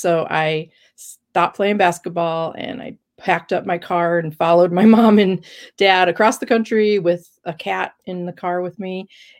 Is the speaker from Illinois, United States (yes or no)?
yes; Carpentersville, Illinois, United States; also born or lived in Chicago, Illinois / Rockford, Illinois; I was born in Chicago, Illinois. Okay. And when I was two, we moved to a suburb northwest of Chicago, Carpentersville. And that's where I went to high school.